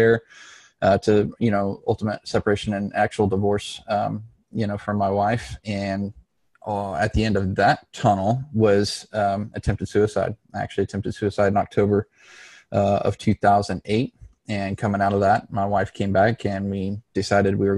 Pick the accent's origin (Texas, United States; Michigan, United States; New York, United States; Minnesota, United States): Texas, United States; Dallas; moved away; also born or lived in Los Angeles, California / Mesa, Arizona / Phoenix, Arizona; we relocated to the Dallas, Texas area. And that's kind of more or less where I grew up through high school